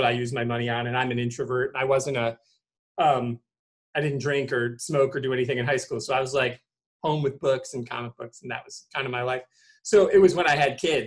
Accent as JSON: {"language": "English", "region": "Michigan", "country": "United States", "said": "I'm from Michigan"}